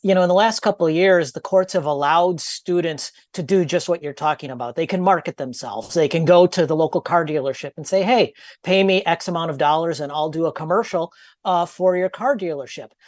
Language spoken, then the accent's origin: English; Minnesota, United States; I'm from Minnesota